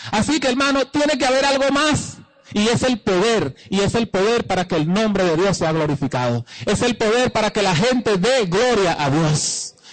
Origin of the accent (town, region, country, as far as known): Venezuela; also born or lived in Guatire, Miranda